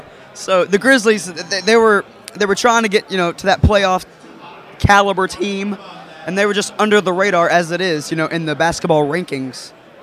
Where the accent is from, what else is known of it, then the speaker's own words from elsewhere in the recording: Memphis, Tennessee, United States; we're from Memphis, Tennessee